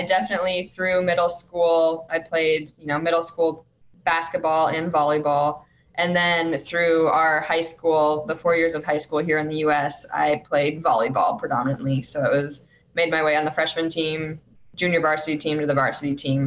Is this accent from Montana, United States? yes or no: yes; Montana, United States; I grew up in Montana